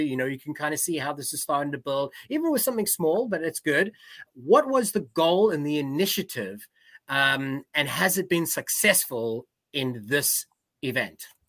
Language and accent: English; South Africa; I'm South African